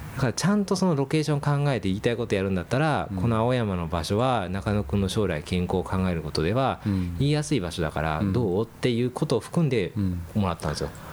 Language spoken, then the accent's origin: Japanese; Yokkaichi, Mie, Japan; accent: Kansai dialect; also born or lived in United States; now in Tokyo, Japan; 4歳からあの三重県の四日市の方に。へーただ三重県の四日市はちょっと関西エリアなんで、うん、まあ、関西弁なんですよ